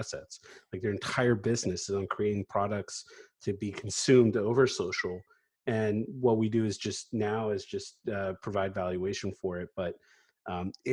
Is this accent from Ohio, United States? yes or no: no; Northern Virginia, United States; now in Washington, D.C., United States; always born and raised in Northern Virginia